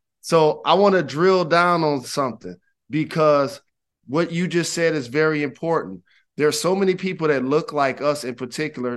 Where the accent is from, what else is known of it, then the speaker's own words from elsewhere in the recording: Detroit, Michigan, United States; I'm from Detroit